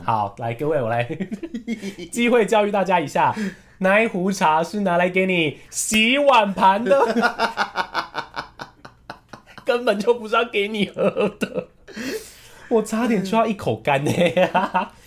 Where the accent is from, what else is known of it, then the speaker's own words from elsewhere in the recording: Taiwan; also born or lived in Taipei; 我是从台湾来的